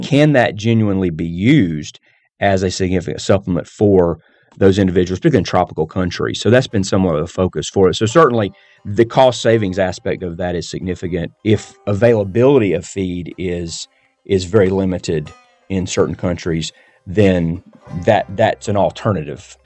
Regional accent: the South, United States; I grew up in the South

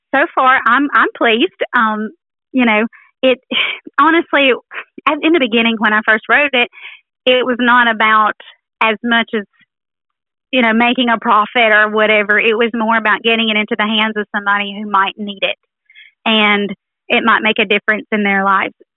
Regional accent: Haleyville, Alabama, United States; I'm from Haleyville, Alabama

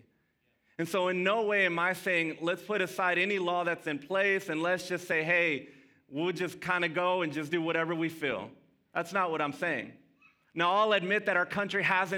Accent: Dallas, Texas, United States; first language Spanish; English is a second language; also born or lived in Mesquite, Texas; I grew up in Pleasant Grove. I'm a Grove rat

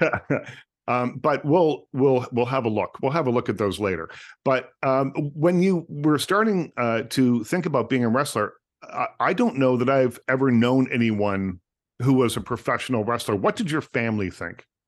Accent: Nova Scotia, Canada; I grew up in Nova Scotia, tiny little town in Nova

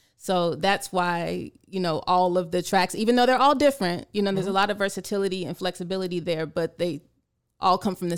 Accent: San Antonio, Texas, United States; born there; So I have to correct you because I was not born here. I was born actually on Lackland Air Force Base in San Antonio.

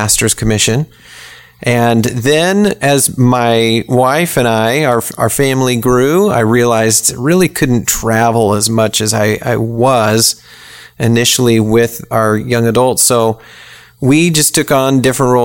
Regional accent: Springfield, Illinois, United States; moved away as an adult; now in Tallahassee, United States; I grew up in Illinois in the state capitol there in Springfield

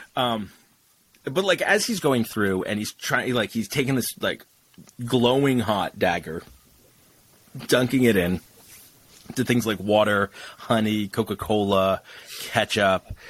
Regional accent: England, United Kingdom

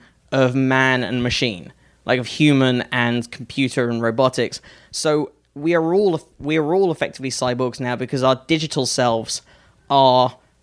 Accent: United Kingdom; moved away as an adult; now in United States; as a Brit

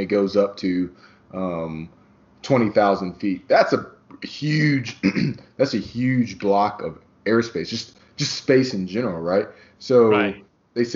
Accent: Midwest, United States; we're both from the Midwest

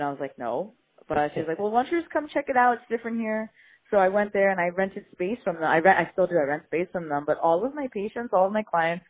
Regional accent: New Jersey, United States; moved away as an adult; also born or lived in New York City, United States; now in Redondo Beach, United States; I'm originally from New Jersey, but I... spent the last eight, nine years in New York, as I went to PT school

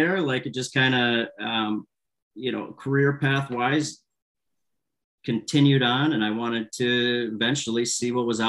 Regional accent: Traverse City, Michigan, United States; So was playing all throughout youth hockey in Traverse City, Michigan, my hometown.

